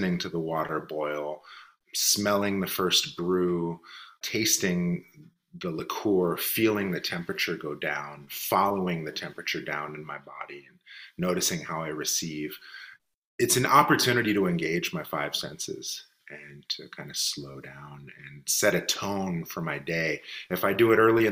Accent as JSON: {"language": "English", "town": "Richmond", "region": "California", "country": "United States", "tie": "born or raised there", "said": "I'm born and raised in Richmond, California"}